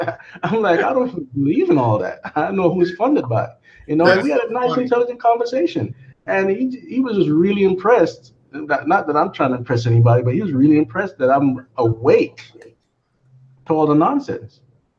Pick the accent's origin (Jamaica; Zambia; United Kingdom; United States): Jamaica; okay, I come from Jamaica. And when I sit down with Jamaicans, I've never, ever, ever had conversations about stuff that went on 400 years ago in the Caribbean.